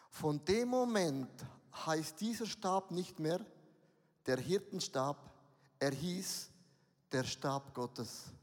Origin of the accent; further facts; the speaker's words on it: Switzerland; Also lasst uns mal ganz auf den Boden kommen, wir sind Schweizer.